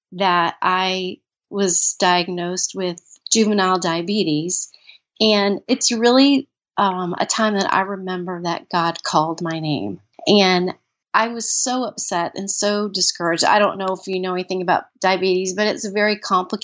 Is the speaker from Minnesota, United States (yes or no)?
yes; Minnesota, United States; I was born in Minnesota. And I grew up in a very loving home